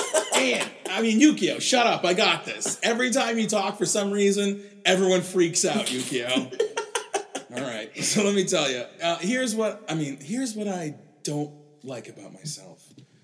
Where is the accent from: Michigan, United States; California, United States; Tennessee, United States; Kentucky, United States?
Michigan, United States; Ann Arbor; I grew up in Ann Arbor, Michigan, and my sister loves anime.